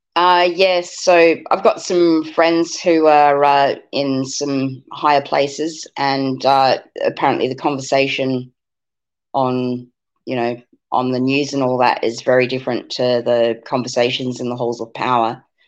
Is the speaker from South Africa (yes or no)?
yes; South Africa; now in Australia; when I was growing up in South Africa